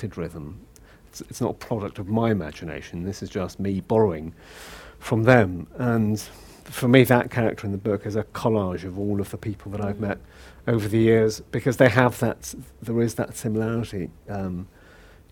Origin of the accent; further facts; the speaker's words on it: Liverpool, North West England, United Kingdom; accent: Scouse; moved away as an adult; now in London, United Kingdom; I grew up in Liverpool. So, mm-hmm. I'm born and bred Scouser